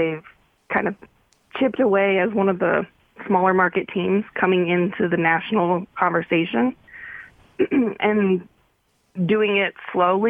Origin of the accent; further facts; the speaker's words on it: Paradise, California, United States; moved away as an adult; also born or lived in Philadelphia; now in Utah, United States; I'm from a really small town called Paradise in California